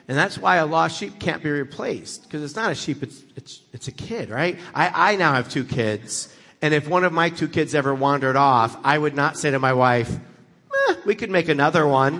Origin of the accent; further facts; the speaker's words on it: United States; I grew up in America